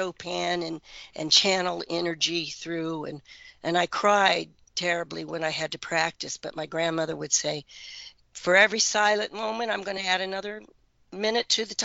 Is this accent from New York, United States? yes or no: no; Oxford, Ohio, United States; also born or lived in Middletown, Ohio; when I was 6 or 7 moved to Oxford, which is more near Indiana, home of Miami University. And that was a great place to grow up.